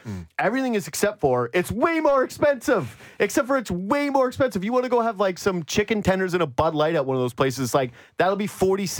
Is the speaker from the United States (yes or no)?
no; Canada; also born or lived in Toronto; I am Canadian